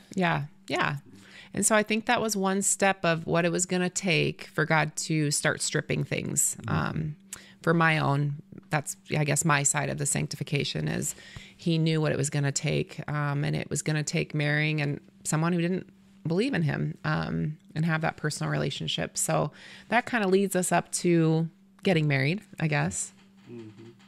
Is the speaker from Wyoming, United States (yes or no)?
yes; Torrington, Wyoming, United States; I grew up in Torrington, so I was still in my hometown.